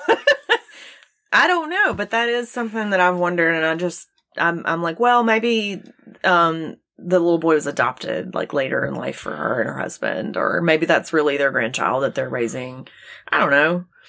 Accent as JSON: {"language": "English", "region": "Gulf Coast", "country": "United States", "tie": "born or raised there", "said": "I grew up near the Gulf Coast"}